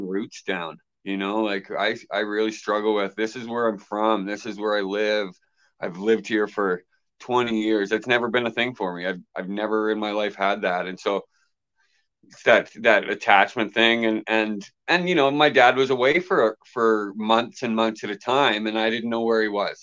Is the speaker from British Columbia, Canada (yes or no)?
no; Halifax, Nova Scotia, Canada; I grew up in Halifax